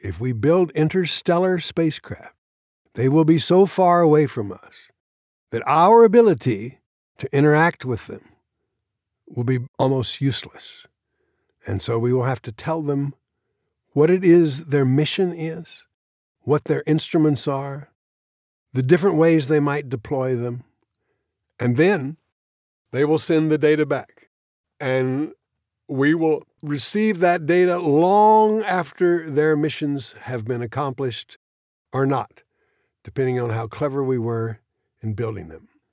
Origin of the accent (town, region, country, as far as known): Austin, Texas, United States; born or raised there; also born or lived in New York City, New York